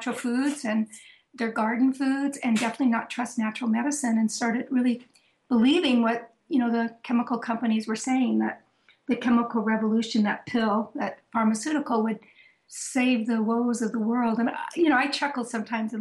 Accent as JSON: {"language": "English", "town": "Sebastopol", "region": "California", "country": "United States", "tie": "born or raised there", "moved": "as an adult", "lives_now": "Vermont, United States", "said": "I had been born and raised in Northern California, that little town, Sebastopol, actually, where I grew up and did so much of my work"}